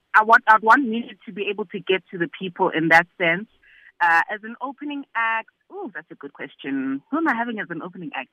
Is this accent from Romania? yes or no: no; South Africa; being a South African and being an African